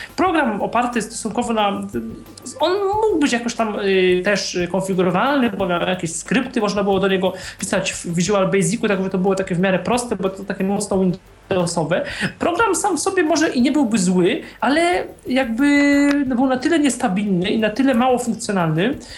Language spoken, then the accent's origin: Polish; Poznań, Greater Poland, Poland; jestem z Poznania